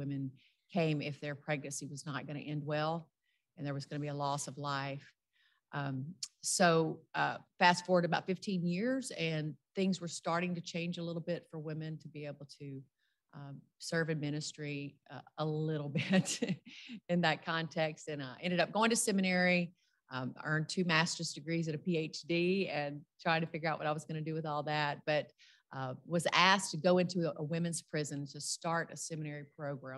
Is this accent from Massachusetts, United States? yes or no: no; rural South Louisiana, United States; I grew up in the Deep South. I'm from rural South Louisiana